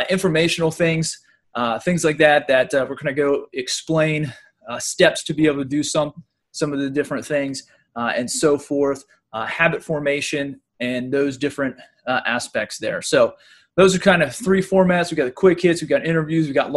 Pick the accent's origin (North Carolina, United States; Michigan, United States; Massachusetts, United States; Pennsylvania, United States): Pennsylvania, United States; I'm from Pennsylvania